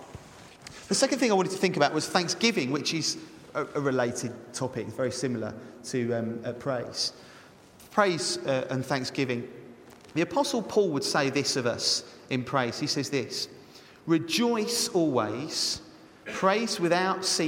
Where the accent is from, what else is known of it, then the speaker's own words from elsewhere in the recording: England, United Kingdom; because we're English.